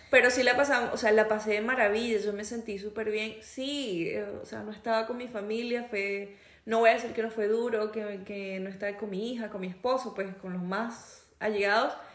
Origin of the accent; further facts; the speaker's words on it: Venezuela; moved away; trabajo con una chica venezolana igual que yo